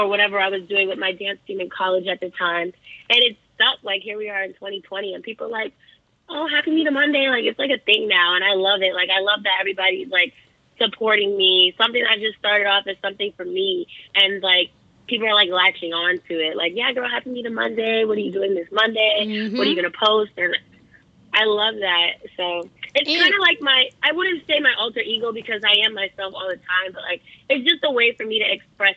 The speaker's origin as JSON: {"language": "English", "town": "Boston", "region": "Massachusetts", "country": "United States", "tie": "born or raised there", "said": "I grew up in Miss Andrea's dance school, the Roxbury Center for the Performing Arts"}